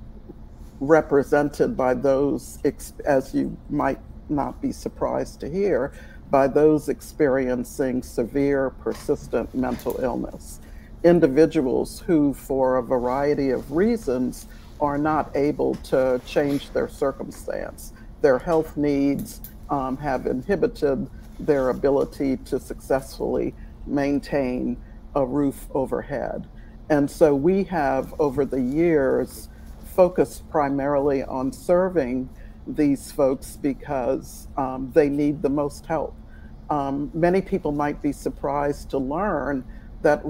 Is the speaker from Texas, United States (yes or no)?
no; New Orleans, Louisiana, United States; now in Atlanta, United States; I grew up in New Orleans